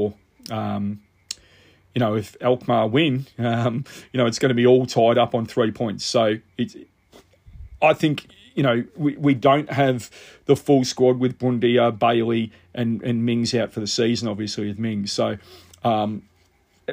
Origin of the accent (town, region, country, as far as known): Australia